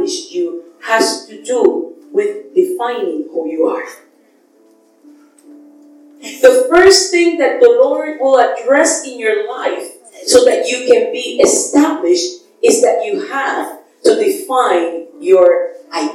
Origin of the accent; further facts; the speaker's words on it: Puerto Rico; my island